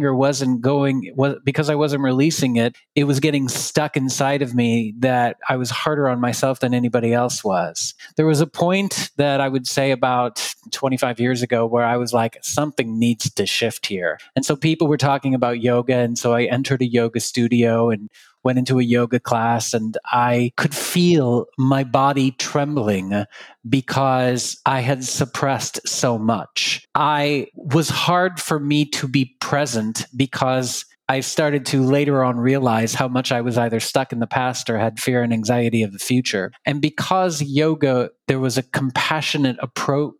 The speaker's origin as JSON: {"language": "English", "region": "Texas", "country": "United States", "tie": "born or raised there", "said": "I grew up in Texas"}